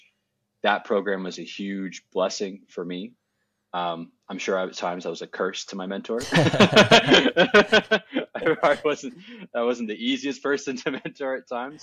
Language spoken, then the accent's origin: English; Southwestern Ontario, Canada; moved away as an adult; I was born and raised in Southwestern Ontario, Canada